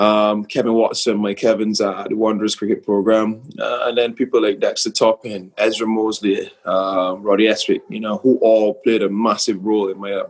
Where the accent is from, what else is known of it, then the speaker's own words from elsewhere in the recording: Bridgetown, Barbados; But yeah, growing up in Barbados for me was actually quite fun. You know, I went to Charles Tipperary Primary School